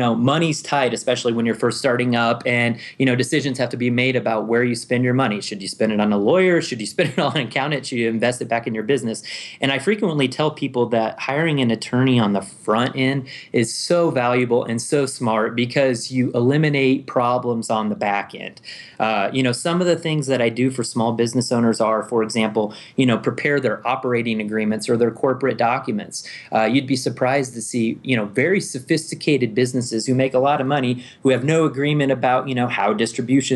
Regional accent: Omaha, Nebraska, United States; moved away as an adult; also born or lived in Fort Worth, Texas / Colorado Springs, Colorado; I was born and raised in Nebraska. Most of my family comes from small towns you probably never heard of, but I grew up in Omaha.

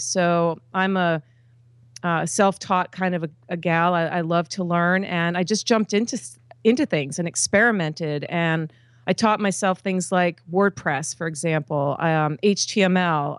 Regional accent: East Coast of the United States, United States; I grew up on the East Coast of the United States

